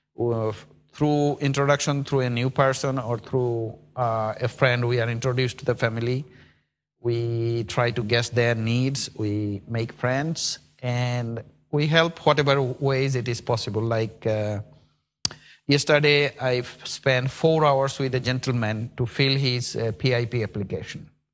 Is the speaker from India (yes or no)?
yes; India; now in Birmingham, United Kingdom; I'm from India